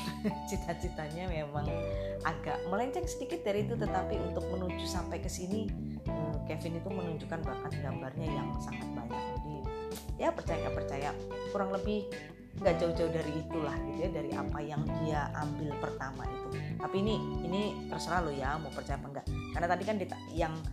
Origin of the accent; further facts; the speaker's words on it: Java, Indonesia; itu sebenarnya tradisi dari Jawa ya karena kebetulan aku juga orang Jawa